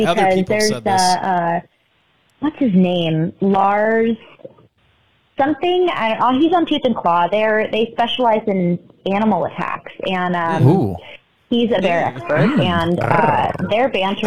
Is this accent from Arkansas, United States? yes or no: no; California, United States; I am from California